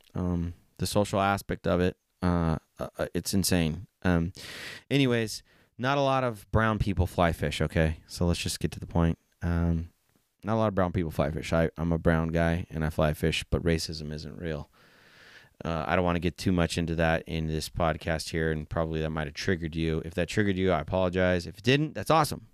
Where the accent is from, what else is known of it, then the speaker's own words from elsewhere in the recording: San Jose, California, United States; also born or lived in Plumas County, California; I grew up in San Jose, California